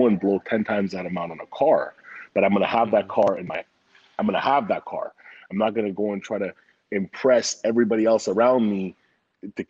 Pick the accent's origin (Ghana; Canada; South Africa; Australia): Canada; Montreal, Quebec; moved away; also born or lived in Vancouver; So I grew up in Montreal. Then I lived in Vancouver.